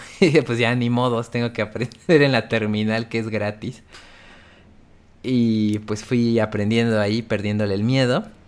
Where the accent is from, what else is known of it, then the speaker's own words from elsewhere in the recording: Oaxaca, Mexico; moved away as an adult; now in Puebla, Mexico; nací en Puebla, pero después, pues, toda mi infancia y así crecí en Oaxaca